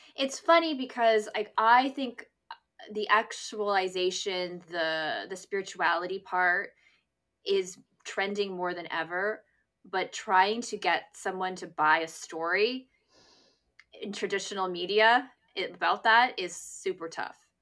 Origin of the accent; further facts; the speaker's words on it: near Toronto, Ontario, Canada; moved away as an adult; also born or lived in east coast of Canada; now in Vancouver, Canada; I was living in my hometown and, uh, um, near Toronto